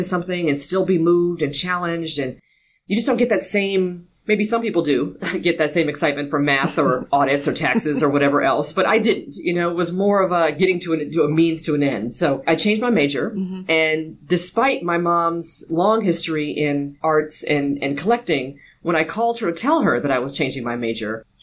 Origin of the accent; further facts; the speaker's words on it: Los Angeles, California, United States; I grew up in an area called Ladera Heights.